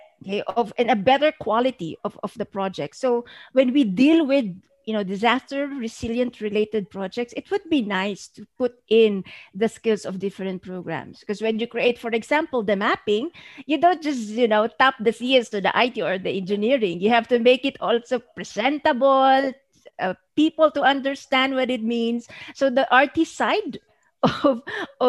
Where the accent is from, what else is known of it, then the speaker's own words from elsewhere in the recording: Philippines; in our own country, in our own soils